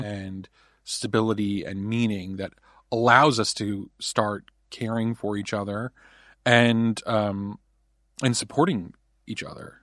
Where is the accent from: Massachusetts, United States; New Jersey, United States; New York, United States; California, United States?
New Jersey, United States; I was raised in New Jersey